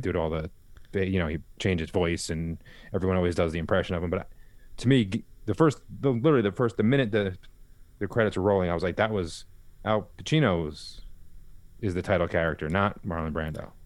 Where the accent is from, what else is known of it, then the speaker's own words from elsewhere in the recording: a little further east of Yonkers, New York, United States; we was born in Yonkers and we grew up a little further east